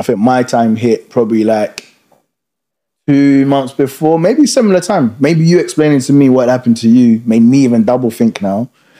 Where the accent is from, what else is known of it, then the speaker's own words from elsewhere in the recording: Uganda; now in United Kingdom; You see, Ugandans